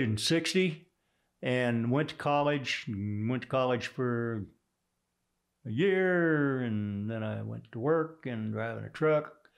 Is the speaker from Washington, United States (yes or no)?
no; Houston, Texas, United States; accent: Texas; also born or lived in Sand Springs, Oklahoma; I grew up in Texas.